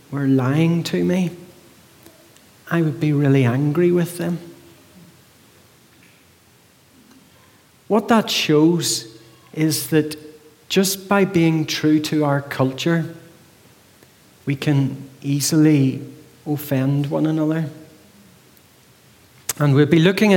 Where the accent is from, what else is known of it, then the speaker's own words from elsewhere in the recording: Northern Ireland, United Kingdom; moved away as an adult; now in High Wycombe, United Kingdom; I'm from High Wycombe, but I'm not a native of High Wycombe. I'm from Northern Ireland, living here for 15 years